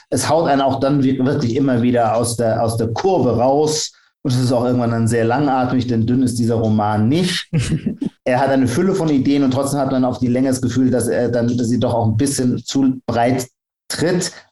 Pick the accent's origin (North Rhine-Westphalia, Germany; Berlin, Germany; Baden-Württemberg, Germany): Baden-Württemberg, Germany; Heidelberg; ich bin Pfälzer, also Kurpfälzer, bin ich aus